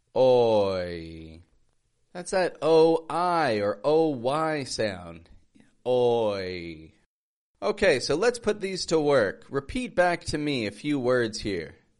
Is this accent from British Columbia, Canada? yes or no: no; Toronto, Ontario, Canada; moved away as an adult; now in Mexico; I'm from Toronto, Canada, living in Mexico